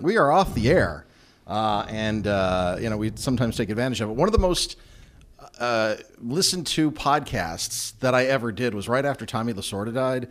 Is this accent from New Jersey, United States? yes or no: no; Waukesha, Wisconsin, United States; accent: Wisconsin accent, Midwest accent; also born or lived in Mississippi / Chicago / Houston / Milwaukee; grew up here, well, in Waukesha, but always grew up, you know, Milwaukee